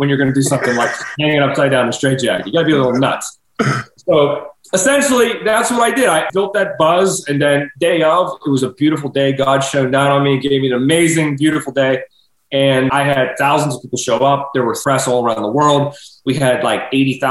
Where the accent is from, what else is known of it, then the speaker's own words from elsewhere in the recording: Pittsburgh, Pennsylvania, United States; my hometown residency in Pittsburgh